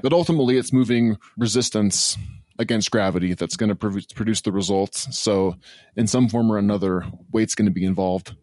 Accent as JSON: {"language": "English", "region": "Northwest Washington", "country": "United States", "said": "from Northwest Washington"}